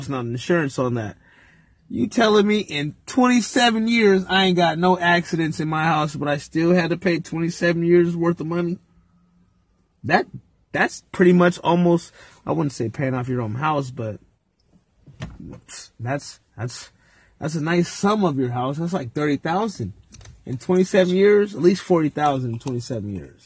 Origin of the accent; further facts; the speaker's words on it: California, United States; we're from California